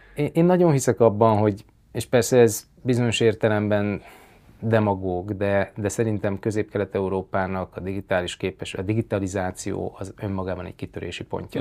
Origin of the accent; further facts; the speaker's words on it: Miskolc, Borsod-Abaúj-Zemplén, Hungary; moved away; also born or lived in Tokaj region; nekem elég erős a kötődésem mind a Tokai régióhoz, mint pedig Miskolchoz, mint, mint gyakorlatilag a saját születési